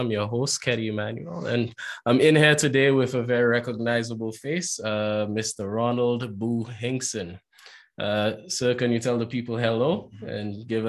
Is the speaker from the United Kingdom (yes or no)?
no; southern St. Lucia, St. Lucia; I'm a guy from down south. That's why I'm from down south.